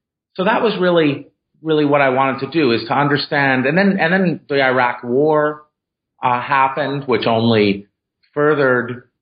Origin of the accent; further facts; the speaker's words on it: Syracuse, New York, United States; So I was born in 1969 in Syracuse, New York, right after the Civil Rights Movement.